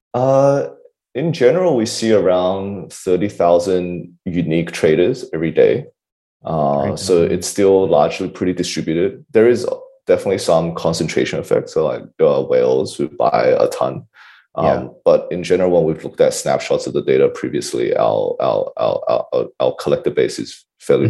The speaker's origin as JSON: {"language": "English", "country": "Australia", "said": "I'm an Aussie"}